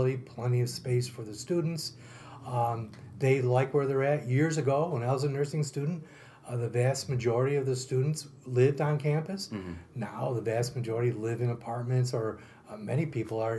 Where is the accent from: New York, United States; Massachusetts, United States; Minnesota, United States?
New York, United States; Marcy; also born or lived in Holland Patent, New York; I'm born and raised in Holland Patton. Actually, I lived in Marcy.